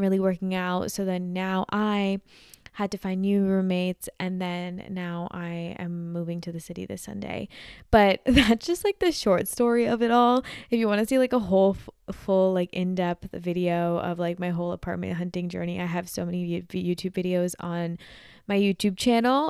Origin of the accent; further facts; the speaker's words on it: New Jersey, United States; I'm from Jersey